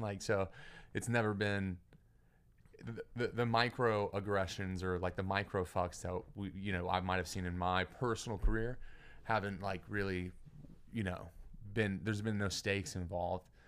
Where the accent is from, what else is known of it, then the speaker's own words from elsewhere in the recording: Beaumont, Texas, United States; now in Houston, United States; I grew up in Beaumont and then moved to Houston when I was, like, twenty-three